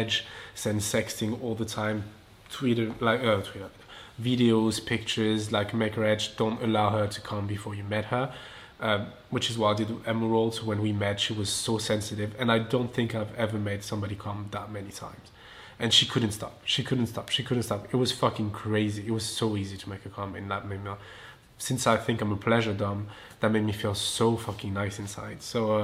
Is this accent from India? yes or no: no; south of France, France; English is a second language; moved away as an adult; now in Los Angeles, United States; I'm from France, I'm from the south of France